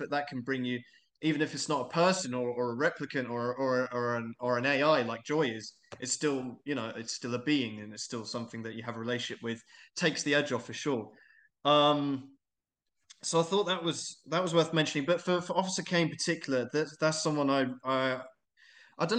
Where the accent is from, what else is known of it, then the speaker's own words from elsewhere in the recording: England, United Kingdom; moved away as an adult; I'm English, but I'm an expat